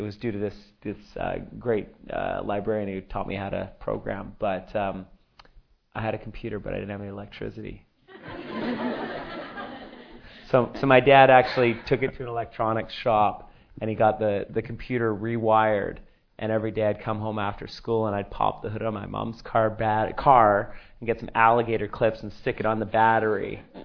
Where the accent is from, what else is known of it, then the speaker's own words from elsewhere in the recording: Canada; I'm from Canada